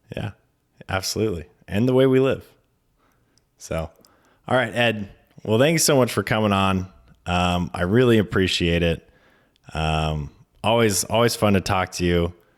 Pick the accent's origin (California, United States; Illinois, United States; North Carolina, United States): California, United States; Mendocino; now in San Francisco, United States; I grew up in Mendocino, so I grew up in the redwoods